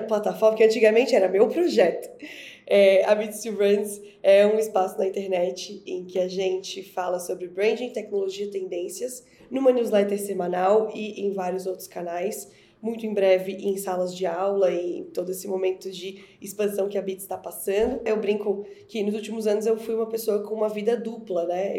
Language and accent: Portuguese; Florianópolis, Santa Catarina, Brazil; moved away as an adult; now in São Paulo, Brazil; eu sou florianopolitana, eu moro em São Paulo há sete anos, mas eu sou nascida e criada em Florianópolis